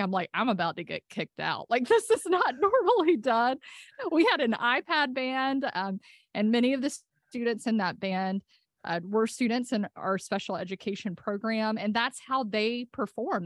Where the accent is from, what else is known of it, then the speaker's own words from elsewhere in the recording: Senoia, Georgia, United States; I grew up on a farm in Sonoy before there were zombies